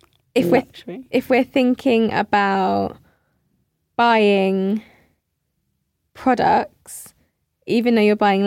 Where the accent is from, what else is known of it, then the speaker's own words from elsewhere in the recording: Hertfordshire, East of England, United Kingdom; I grew up in Hertfordshire